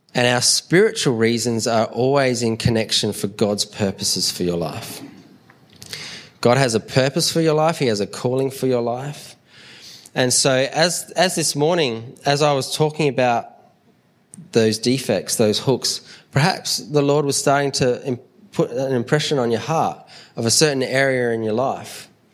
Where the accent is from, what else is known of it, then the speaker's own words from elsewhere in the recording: Adelaide, South Australia, Australia; we're from Adelaide and Adelaide Airport's small